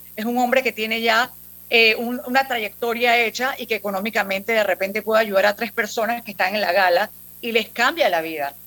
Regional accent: Panama; como panameños

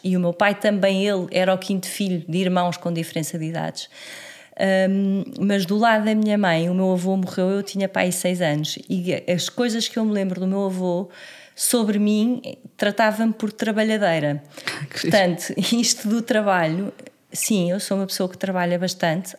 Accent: Lisbon, Portugal; moved away as an adult; also born or lived in Porto / Estoril; eu sou de Lisboa, hum, sempre vivi eh, em Lisboa até aos meus 20 e muitos anos

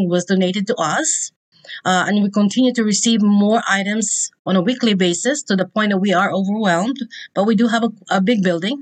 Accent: Philippines; now in Indianapolis, United States; the Philippines, because that's where I'm from

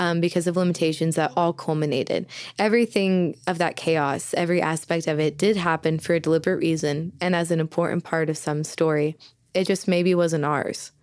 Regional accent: Southeastern Oklahoma, United States; I was born and raised in Southeastern Oklahoma

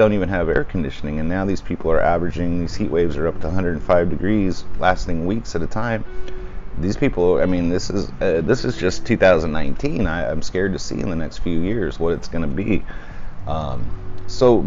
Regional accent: Southern California, United States; moved away; I grew up in Southern California

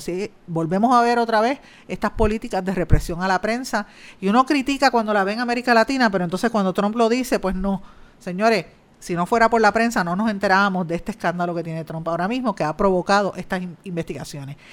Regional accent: Guaynabo, Puerto Rico; mi pueblo de Guaynabo

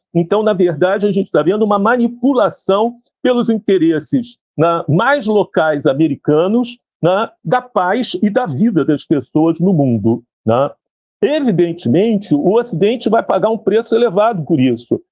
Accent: Brazil; Mas somos brasileiros, estávamos no Brasil

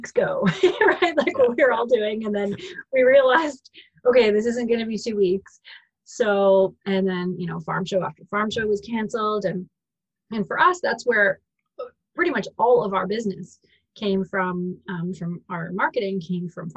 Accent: Ridgeway, Ontario, Canada; So I'm from Ridgeway, Ontario

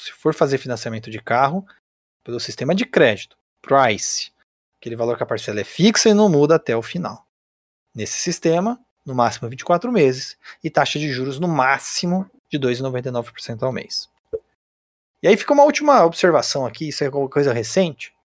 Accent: Brazil; a gente, como brasileiro

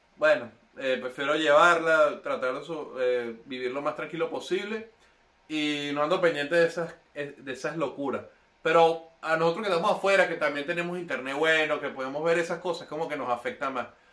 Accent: Venezuela

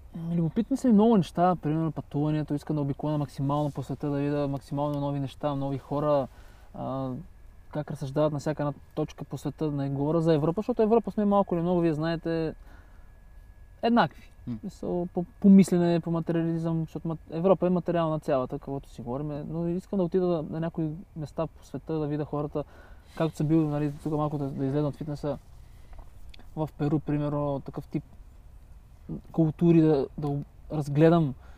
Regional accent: Bulgaria; казвам България

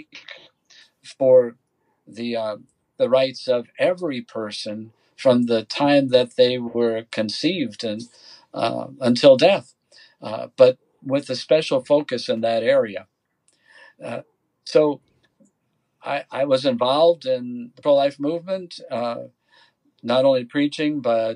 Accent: west of Milwaukee, Wisconsin, United States; moved away as an adult; also born or lived in Dallas, Texas; now in El Paso, United States; Growing up in Wisconsin, when I thought about my future life, and even if that were as a priest, I imagined myself serving in the parishes like the ones I grew up with in the country west of Milwaukee

